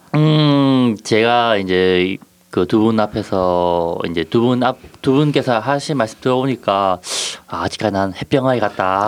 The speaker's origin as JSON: {"language": "Korean", "country": "South Korea", "tie": "born or raised there", "moved": "yes", "said": "저도 어렸을 땐 한국에서 살았으니까"}